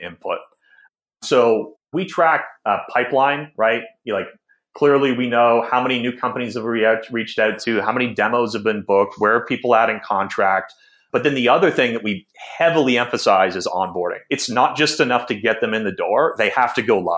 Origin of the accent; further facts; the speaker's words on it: Newmarket, Ontario, Canada; also born or lived in Toronto; I grew up in Newmarket, Ontario. That's about 45 minutes north of Toronto.